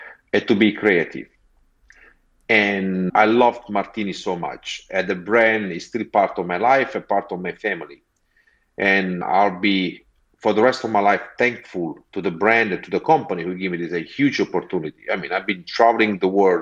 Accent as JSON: {"language": "English", "area": "Amalfi Coast", "region": "Campania", "country": "Italy", "also_born_or_lived": "Montclair, United States", "second_language": "English", "moved": "as an adult", "lives_now": "London, United Kingdom", "said": "I'm originally from the Amalfi Coast"}